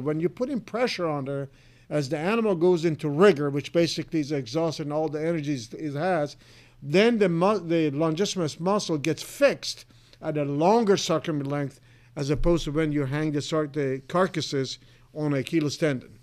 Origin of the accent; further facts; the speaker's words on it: Iran; moved away as an adult; now in Clay Center, United States; I was originally from Iran. I was born and raised